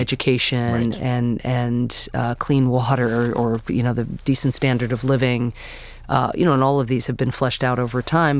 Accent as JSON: {"language": "English", "country": "United States", "said": "I'm an American citizen"}